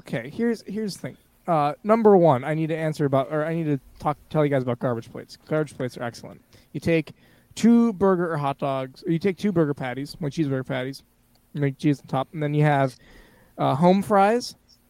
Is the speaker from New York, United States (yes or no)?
yes; Rochester, New York, United States; I'm from Rochester, New York.